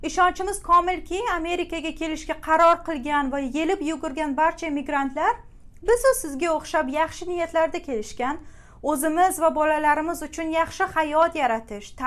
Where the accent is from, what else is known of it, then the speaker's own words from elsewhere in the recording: Uzbekistan; now in New York, United States; o'zbekman deb g'ururlanib yashashda davom etamiz